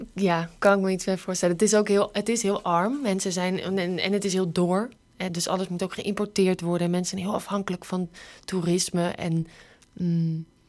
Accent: Netherlands; Wij zijn natuurlijk gewend dat we alles kunnen maken als Nederlanders

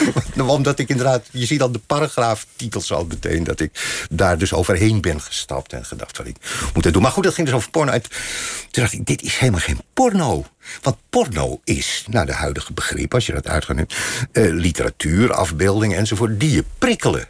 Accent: Hilversum, North Holland, Netherlands; Ik ben in Hilversum geboren.

